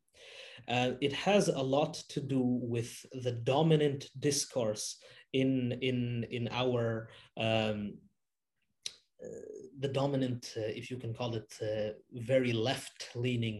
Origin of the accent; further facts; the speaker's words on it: Canada; I grew up here in Canada